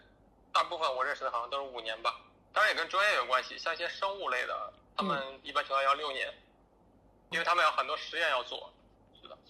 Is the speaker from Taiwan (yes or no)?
no; northern China, China; moved away as an adult; now in Washington, D.C., United States; 其实因为我是北方人，所以这边的气候啊，跟跟北方差不跟国内北方差不多